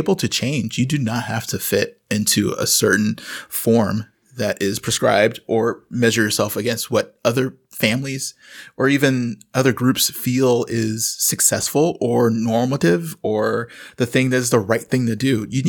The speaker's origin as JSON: {"language": "English", "region": "the South", "country": "United States", "said": "I'm from the South. If you're the mailman and you're hanging out too long, you're getting fed."}